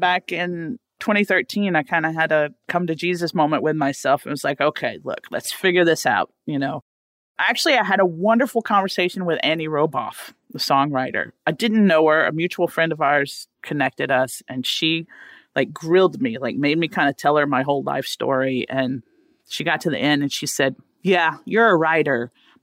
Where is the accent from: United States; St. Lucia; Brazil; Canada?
United States; rural Louisiana; I grew up in Louisiana, rural Louisiana, not New Orleans or anything like that.